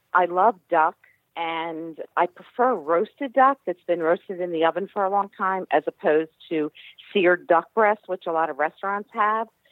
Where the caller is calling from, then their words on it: Downingtown, Pennsylvania, United States; I'm calling from Downingtown, Pennsylvania.